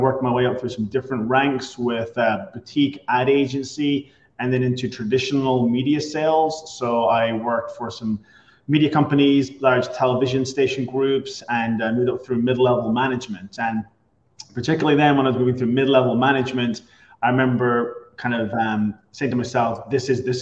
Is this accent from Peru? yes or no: no; Ireland; moved away as an adult; also born or lived in Boston; now in Tampa, United States; I'm originally from Ireland, grew up there, came to the US almost 20 years ago